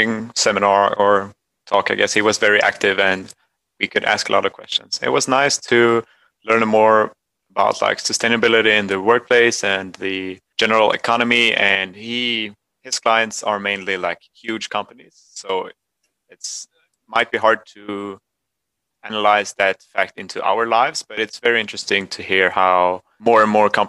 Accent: Sweden; I'm from Sweden too

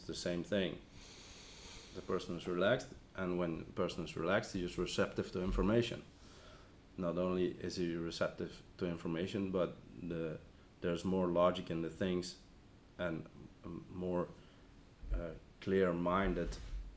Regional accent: Bergeijk, North Brabant, Netherlands; I'm from Bergijk.

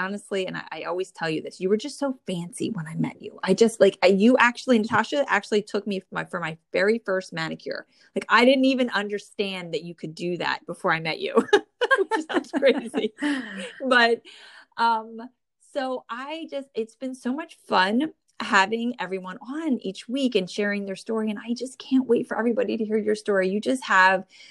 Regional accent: New Jersey, United States; born or raised there

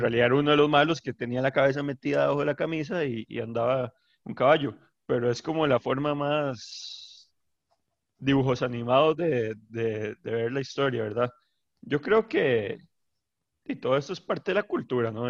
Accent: Escazú, San José, Costa Rica; yo soy de Escazú

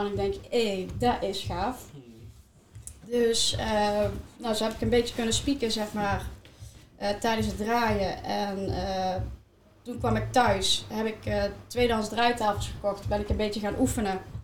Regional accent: Eindhoven, North Brabant, Netherlands; wij komen uit Eindhoven

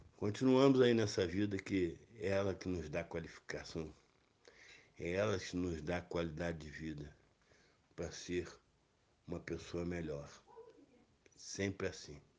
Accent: Petrópolis, Rio de Janeiro, Brazil; no bairro onde eu cresci, Vale do Cuiabá, lá na Fazenda São José, onde passei boa parte da minha infância lá

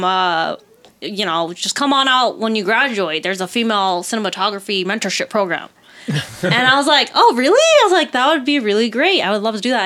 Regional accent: Albuquerque, New Mexico, United States; moved away; Albuquerque's great. Like, well, it's my hometown

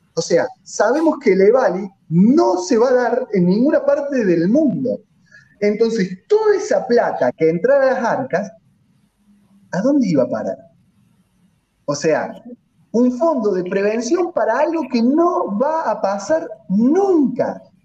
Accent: Córdoba, Argentina; En Córdoba, eh, como cordobés

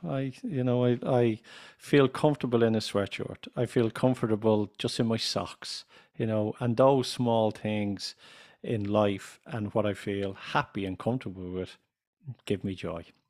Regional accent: Ireland; also born or lived in United States; I'm from Ireland.

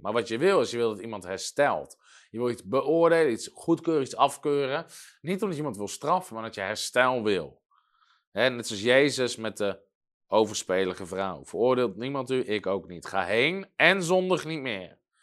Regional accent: Netherlands; als Nederlander

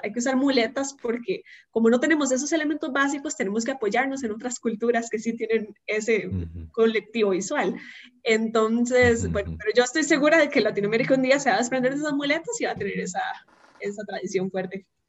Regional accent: San José, Costa Rica; also born or lived in Belgium / Italy; soy egresada al Colegio Monterrey de Montes de Oca

